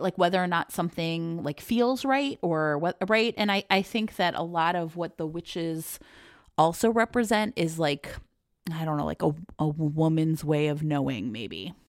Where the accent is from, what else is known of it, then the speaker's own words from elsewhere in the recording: Ohio, United States; moved away as an adult; also born or lived in Philadelphia / Houston / Seattle / Oakland; now in Chicago, United States; I grew up in Ohio